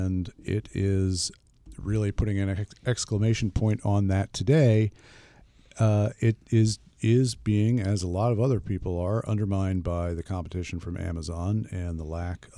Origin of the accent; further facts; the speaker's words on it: Pennsylvania, United States; I grew up in Philadelphia.